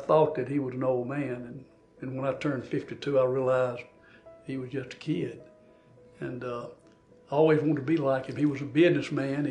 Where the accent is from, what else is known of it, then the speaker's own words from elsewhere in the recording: Philadelphia, Mississippi, United States; I grew up in Philadelphia, Mississippi, back in the 50s, a long time ago